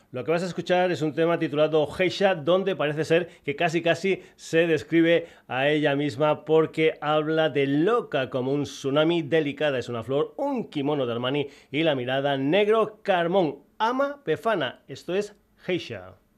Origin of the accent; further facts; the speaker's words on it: Burguillos del Cerro, Extremadura, Spain; mi pueblo, Burguillos del Cerro